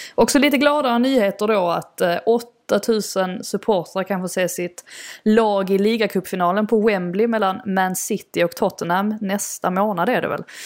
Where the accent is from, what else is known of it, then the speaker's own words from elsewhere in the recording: Sweden; moved away as an adult; now in London, United Kingdom; min familj och mina vänner som är, är hemma i Sverige